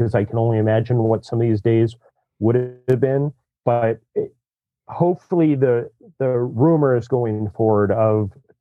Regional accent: Southern California, United States; I grew up in Southern California as a kid without a lot of money that could go to Disneyland once a year.

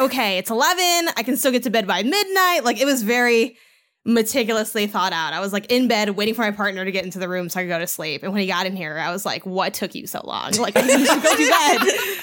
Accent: Chicago, Illinois, United States; moved away; I'm from Chicago

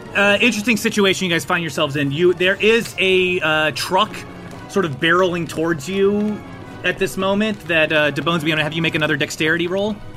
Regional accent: East Coast, United States; I'm from the East Coast

